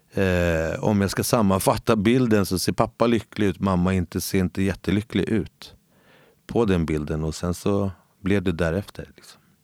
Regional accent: Stockholm, Stockholm County, Sweden; moved away as an adult; now in Gustavsberg, Sweden; jag är född och uppväxt i, ute i Husby

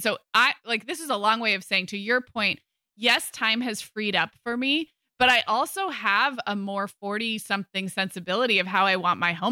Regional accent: California, United States; moved away as an adult; also born or lived in Chicago; when I moved from California to Chicago for college

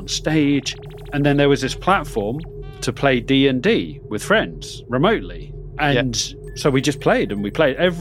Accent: United Kingdom; we are British, as you can tell from our fine voices

